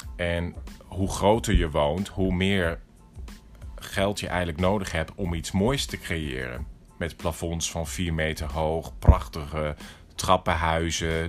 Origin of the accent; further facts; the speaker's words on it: Netherlands; moved away as an adult; also born or lived in Tokyo, Japan / New York, United States; als Nederlander